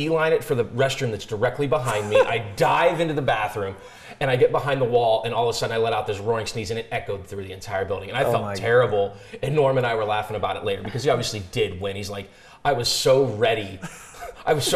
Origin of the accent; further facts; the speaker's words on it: Youngstown, Ohio, United States; now in Jackson, United States; I'm originally from Youngstown, Ohio